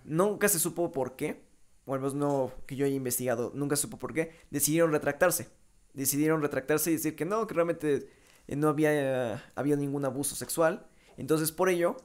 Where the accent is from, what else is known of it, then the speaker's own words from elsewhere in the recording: Mexico; soy mexicano